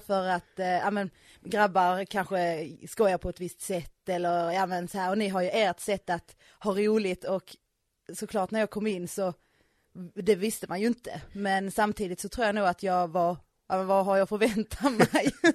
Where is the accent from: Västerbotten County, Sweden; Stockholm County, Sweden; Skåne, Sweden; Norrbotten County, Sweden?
Skåne, Sweden; moved away as an adult; now in Östergötland, Sweden; Jag är ju faktiskt uppvuxen i Skåne